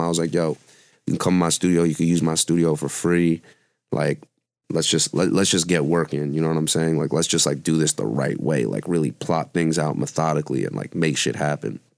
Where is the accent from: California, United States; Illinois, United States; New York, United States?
New York, United States; New York City; I was born in Brooklyn, so I've been in New York my whole life